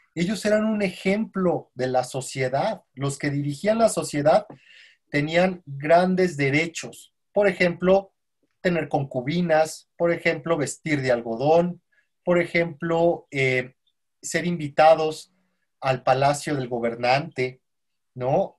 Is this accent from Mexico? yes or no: yes; Mexico; como mexicanos